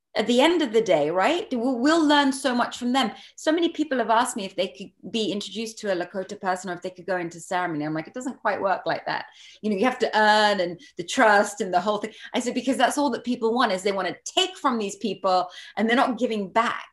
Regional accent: Barbados; I'm not American. Um, I grew up in Barbados

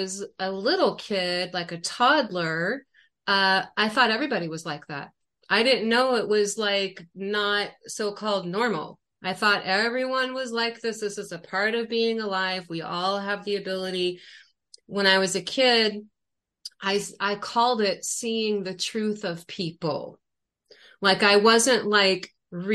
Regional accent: Akron, Ohio, United States; moved away as an adult; also born or lived in Arizona; now in Sedona, United States; I've lived in Arizona for 20 years now, but I'm originally from Akron, Ohio

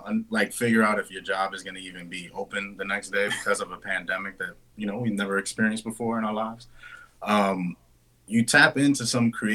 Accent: New York City, New York, United States; we grew up in the Bronx, born and raised

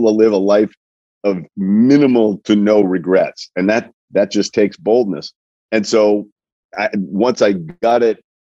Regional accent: Coventry, Rhode Island, United States; I grew up in a small town in Rhode Island, Coventry, Rhode Island

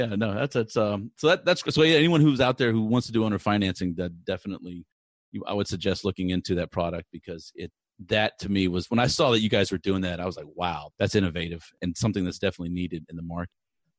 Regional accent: Houston, Texas, United States; growing up in the Houston area in the 80s, 70s and 80s

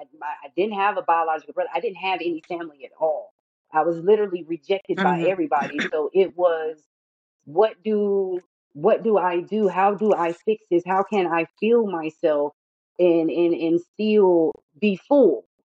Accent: the South, United States; So it was a constant struggle, especially with me growing up in the South.

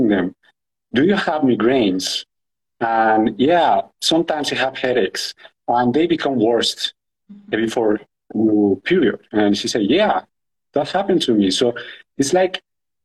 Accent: Colombia; I'm from Colombia

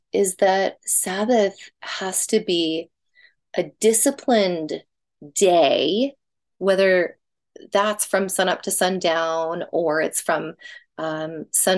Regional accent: the South, United States; When I was little, I grew up in the South and we went to a Baptist church

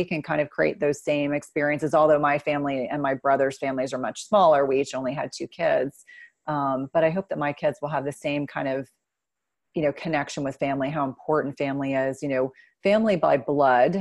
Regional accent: New Jersey, United States; I grew up in New Jersey

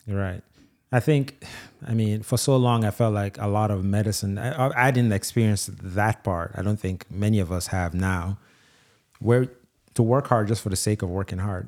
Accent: Jamaica; also born or lived in Nigeria; now in Louisiana, United States; I grew up in Jamaica.

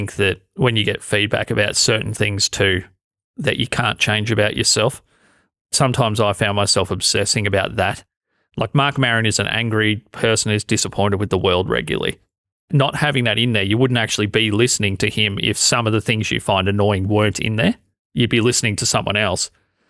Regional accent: Australia; accent: Australian; and my Australian accent, to be honest, it's changed over the last 10 years because I've spent so long talking onto a microphone, so much time.

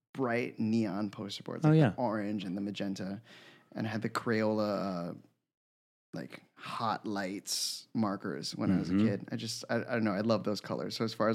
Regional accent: Florida, United States; also born or lived in Bronx; now in New York City, United States; So I was born in the Bronx, but we moved there to my neighborhood that I grew up in when I was 8. So I was there from 8 to 25. So I rep Florida, like that's where I'm

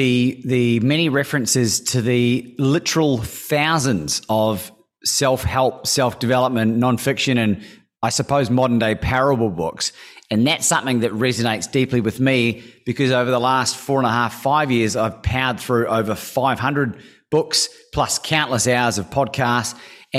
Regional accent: New Zealand; also born or lived in Australia; the culture in which I grew up in New Zealand and Australia, being exposed to a lot of English and South African cultures

